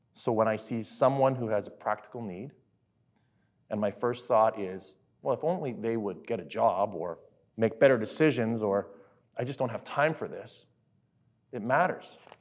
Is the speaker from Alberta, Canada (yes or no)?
yes; Alberta, Canada; I grew up in Alberta, different places